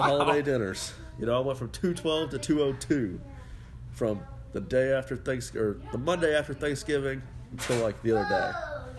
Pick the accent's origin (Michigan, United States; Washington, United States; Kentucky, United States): Kentucky, United States; Louisville; So, I'm from Louisville.